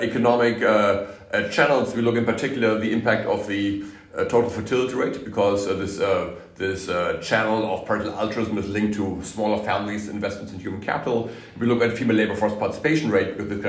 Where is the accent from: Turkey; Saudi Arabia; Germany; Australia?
Germany; I'm from Germany